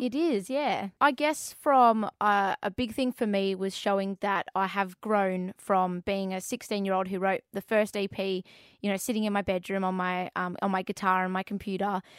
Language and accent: English; Perth, Western Australia, Australia; I'm Aussie.